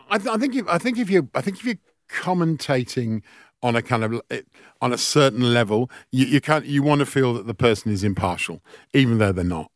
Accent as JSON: {"language": "English", "region": "England", "country": "United Kingdom", "tie": "born or raised there", "moved": "as an adult", "lives_now": "Australia", "said": "growing up in England"}